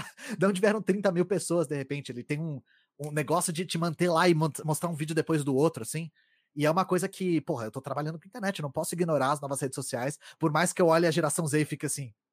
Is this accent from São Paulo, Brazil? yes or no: yes; São Paulo, Brazil; Eu, eu cresci na Grande São Paulo, então eu tinha um sotaque parecido com o seu, que era da porta porteira